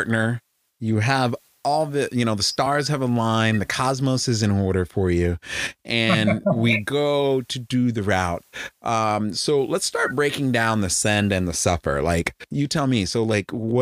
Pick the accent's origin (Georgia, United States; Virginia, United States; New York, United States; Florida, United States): Virginia, United States; Northern; now in Texas, United States; I grew up in Northern Virginia and I didn't start rock climbing until I moved to Texas.